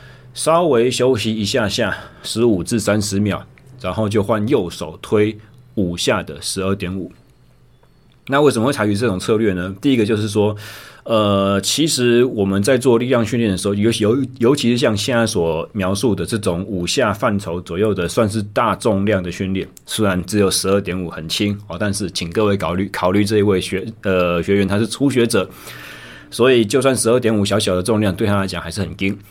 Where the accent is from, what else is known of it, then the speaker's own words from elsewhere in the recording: Taichung, Taiwan; 我二零二三年一月正式回到呃离开在左训的工作，回到我的家乡台中市。